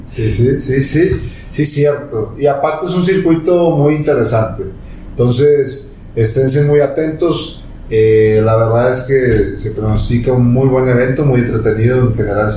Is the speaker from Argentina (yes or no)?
no; Mexico; somos mexicanos